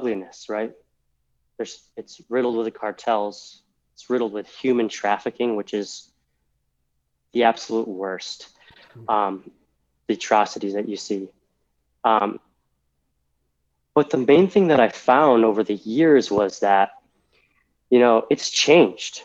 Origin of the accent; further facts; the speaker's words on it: Massachusetts, United States; moved away as an adult; also born or lived in Texas; I grew up in Massachusetts. 24 years, right? Inside a very small Massachusetts bubble